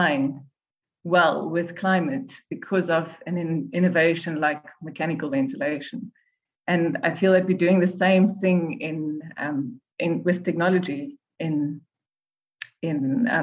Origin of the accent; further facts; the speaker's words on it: South Africa; I'm from South Africa